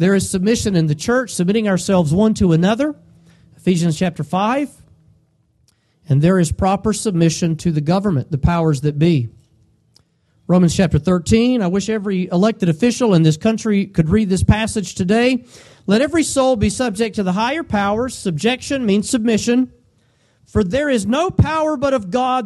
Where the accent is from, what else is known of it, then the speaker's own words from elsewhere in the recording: United States; us as Americans